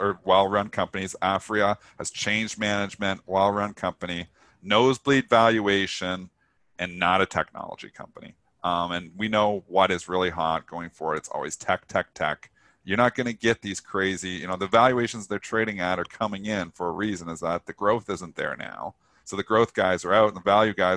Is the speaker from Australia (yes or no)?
no; Canada; I'm Canadian